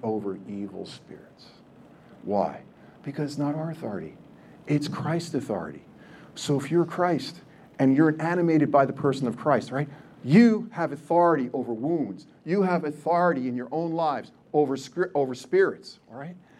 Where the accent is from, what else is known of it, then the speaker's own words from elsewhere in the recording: New Jersey, United States; I still am Polish. I'm still from Jersey